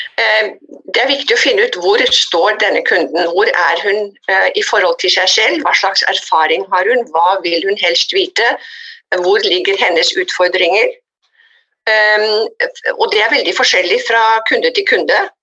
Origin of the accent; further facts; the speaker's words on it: Oslo, Norway; moved away as an adult; also born or lived in United States; jeg vokste opp i Oslo og dro til USA da jeg var 20 for å bli ett år